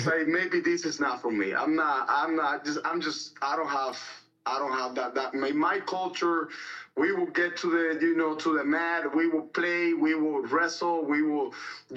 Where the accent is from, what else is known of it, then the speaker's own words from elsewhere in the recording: Cuba; moved away; I was born and raised in Cuba